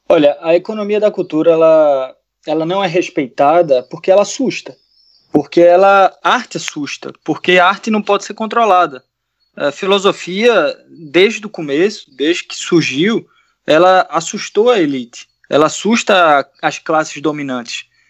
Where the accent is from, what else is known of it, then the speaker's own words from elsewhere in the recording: Recife, Pernambuco, Brazil; moved away as an adult; also born or lived in Portugal; meus pais ainda moram numa zona rural lá de Recife